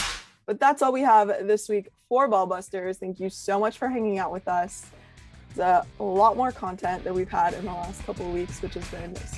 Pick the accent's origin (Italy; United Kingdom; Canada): Canada; as a Canadian